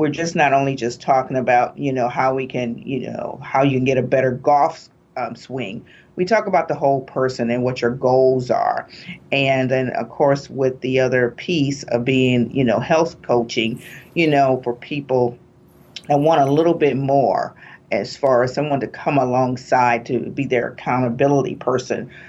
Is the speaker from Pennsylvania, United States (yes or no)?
no; East Chicago, Indiana, United States; also born or lived in West Lafayette, Indiana; I'm from East Chicago, Indiana, the northern part of Indiana.